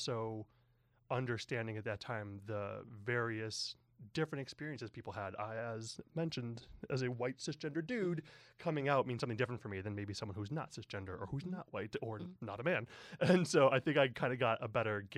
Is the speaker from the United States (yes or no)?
yes; the Midwest, outside Chicago, Illinois, United States; moved away as an adult; now in San Francisco, United States; I grew up in the Midwest, outside Chicago, and I moved to San Francisco about, 18 years ago